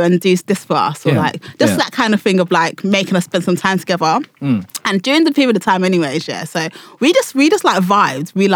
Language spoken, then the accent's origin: English; Nigeria; I'm Nigerian